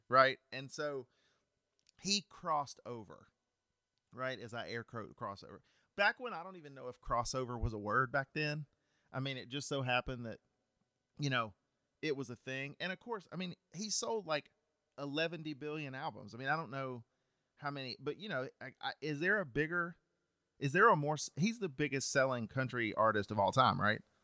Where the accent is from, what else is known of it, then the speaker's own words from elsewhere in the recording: Cartersville, Georgia, United States; I am from Cartersville, Georgia